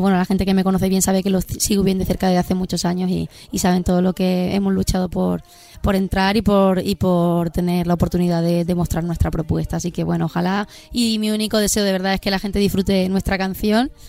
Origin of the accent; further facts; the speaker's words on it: Spain; siendo española